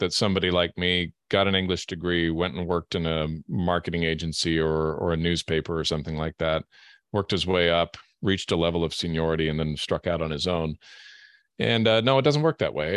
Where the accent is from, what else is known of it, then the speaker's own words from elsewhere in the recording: Canada; also born or lived in Europe / Germany; now in Washington State, United States; I hail from Canada originally